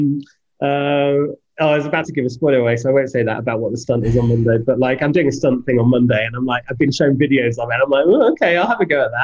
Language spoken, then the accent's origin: English; United Kingdom; he does the same for me as a British guy